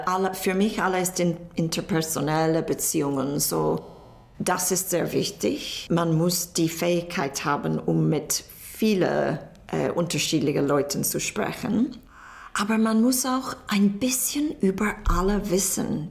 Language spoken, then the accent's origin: German; Northern Ireland, United Kingdom; German is a second language; moved away as an adult; also born or lived in Edinburgh; now in Berlin, Germany; ich stamme aus Nordirland und es gab die Troubles, als ich Kind war